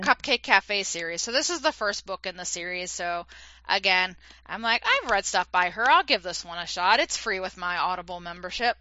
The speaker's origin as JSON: {"language": "English", "region": "East Coast", "country": "United States", "moved": "yes", "said": "I'm originally from the East Coast"}